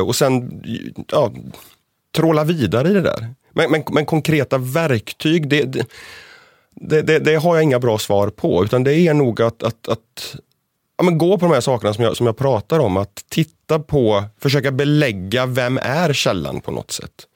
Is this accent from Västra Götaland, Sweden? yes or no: yes; northern Bohuslän, Västra Götaland, Sweden; i norra Bohuslän, där jag kommer ifrån